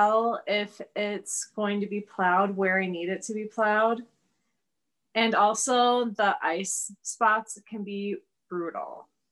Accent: Plymouth, Wisconsin, United States; moved away as an adult; now in Milwaukee, United States; I grew up in Plymouth, which is an hour north of here.

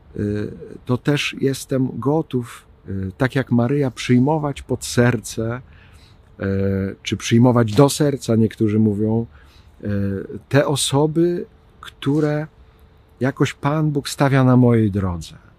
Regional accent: Ostrowiec Świętokrzyski, Świętokrzyskie Voivodeship, Poland; now in Kraków, Poland; z Ostrowca Świętokrzyskiego, skąd pochodzę

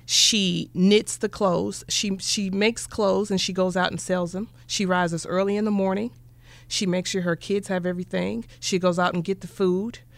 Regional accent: Kansas City, Kansas, United States; my brother and I, we grew up in Wyandotte

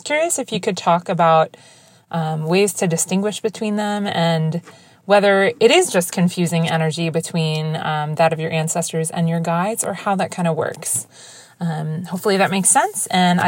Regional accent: Washington, District of Columbia, United States; Hi, Natalie. … I'm from Washington, D.C. in the United States.

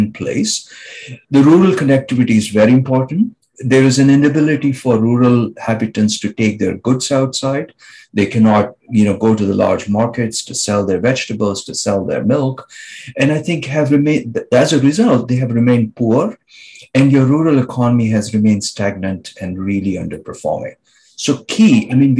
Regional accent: Nagpur, Maharashtra, India; moved away as an adult; also born or lived in Delhi / Rajasthan (ancestry); now in Vancouver, Canada; I was born in a very small village in Maharashtra called Kamti, which is just the outskirts of Nagpur. So this is where I was born. It's an old cantonment area in the outskirts of Nagpur. And then I went to school in Nagpur

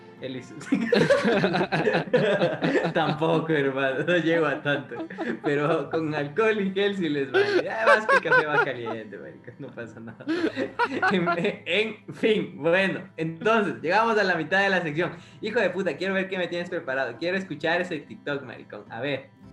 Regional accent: Ecuador; ecuatoriano que vio películas en el 8

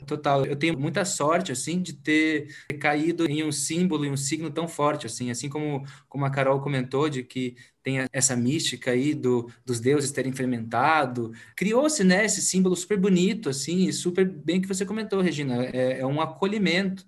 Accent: Curitiba, Paraná, Brazil; eu sou aqui de Curitiba

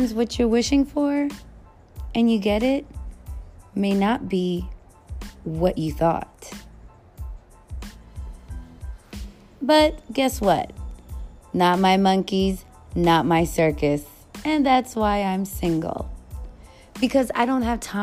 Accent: New York City, New York, United States; I am from the Bronx

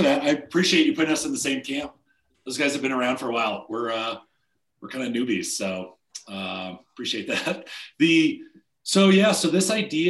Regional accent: Denver, Colorado, United States; moved away as an adult; now in Steamboat Springs, United States; we're from Denver originally.

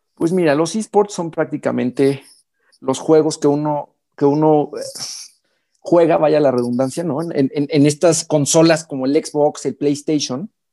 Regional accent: Mexico; also born or lived in Hamburg, Germany; un intercambio de seis meses en mi país, en, México

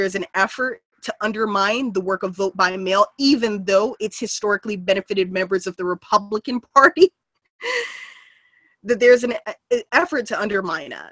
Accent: Los Angeles, California, United States; I was raised in South Central. I still continue to reside in South Central

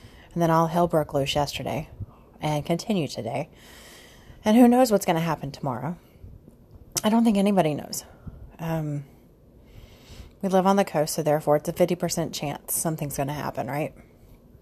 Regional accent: Sugar Land, Texas, United States; I grew up in the Southwest side, so I grew up in Sugar Land.

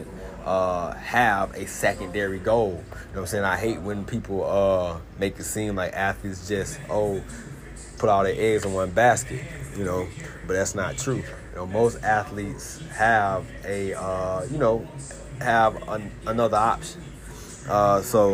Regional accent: Florida, United States; born or raised there; moved away as an adult; also born or lived in Georgia

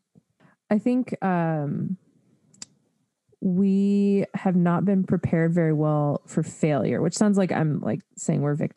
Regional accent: United States; being an American

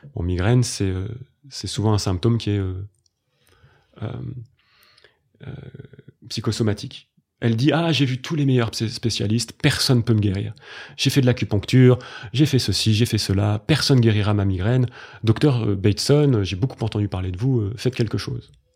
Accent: Grenoble, Auvergne-Rhône-Alpes, France; j'ai grandi à Grenoble

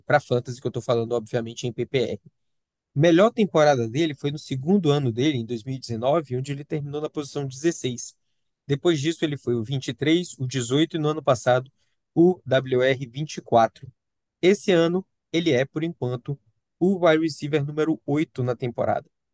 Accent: Salvador, Bahia, Brazil; eu, como baiano soteropolitano

